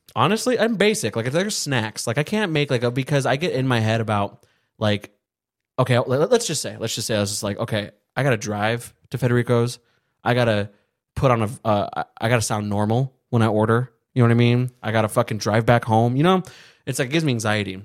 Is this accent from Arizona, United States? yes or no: yes; Arizona, United States; we're from Arizona